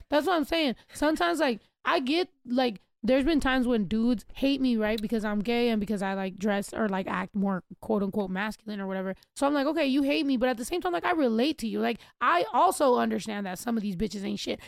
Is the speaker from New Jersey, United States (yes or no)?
no; California, United States; I was born in Cali. Like I am a California person